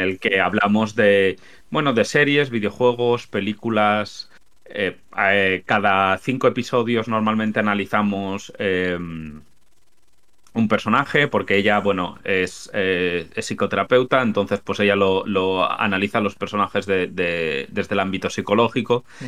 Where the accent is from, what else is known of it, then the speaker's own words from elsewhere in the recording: Spain; accent: Spanish; yo soy español. a mí el acento de españolazo no me lo quitas.